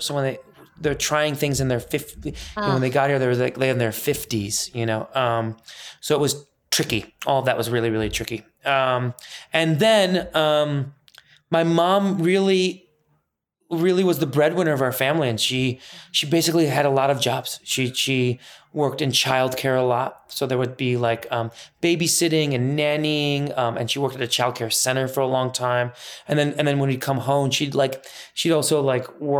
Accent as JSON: {"language": "English", "town": "Northbrook", "region": "Illinois", "country": "United States", "tie": "born or raised there", "also_born_or_lived": "Iran", "second_language": "English", "said": "I grew up in Northbrook, Glenview borderline"}